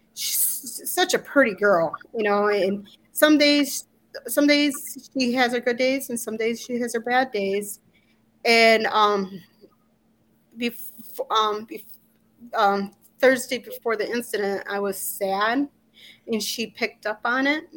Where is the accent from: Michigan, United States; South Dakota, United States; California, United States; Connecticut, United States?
Michigan, United States; Walston; born or raised there; moved away as an adult; also born or lived in Illinois